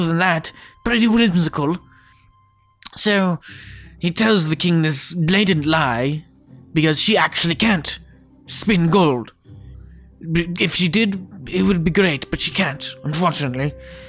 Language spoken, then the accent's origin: English; United Kingdom; Hello. I'm a British person, and I'll be reading to you the classic that is Rumpelstiltskin.